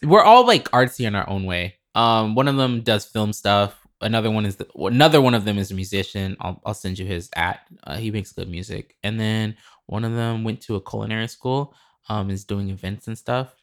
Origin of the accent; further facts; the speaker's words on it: Lincoln, Nebraska, United States; moved away; also born or lived in Chicago; I'm from Lincoln, Nebraska